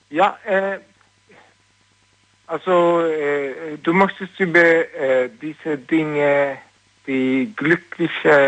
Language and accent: German; Sweden; German is a second language; ich bin Schwede.